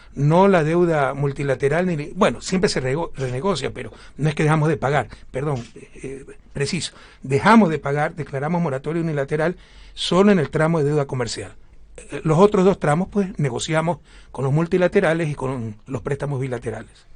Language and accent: Spanish; Ecuador